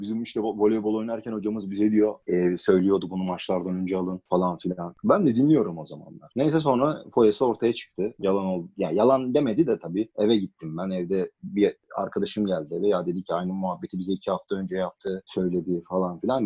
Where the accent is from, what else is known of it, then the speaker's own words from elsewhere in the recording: Istanbul, Turkey; also born or lived in United States / Canada; Ama ben Üsküdar'da doğdum. Burada büyüdüm.